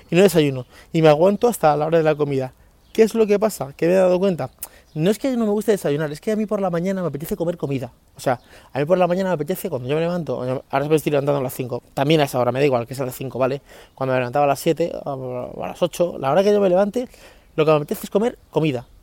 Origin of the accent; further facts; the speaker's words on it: Leganés, Community of Madrid, Spain; me crié en San Nicasio, sí, bueno, yo viví en Leganés hasta los 15 años y me crié en un barrio que se llamaba San Nicasio, que es un barrio humilde, un barrio obrero de, Leganés